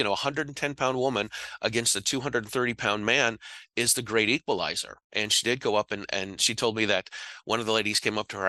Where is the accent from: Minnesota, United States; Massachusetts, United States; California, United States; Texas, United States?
Massachusetts, United States; I'm from Massachusetts